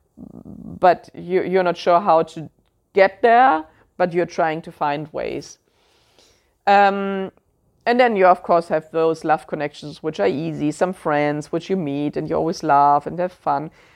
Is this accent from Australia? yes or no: no; Germany; accent: German; English is a second language; I know my German accent always comes through there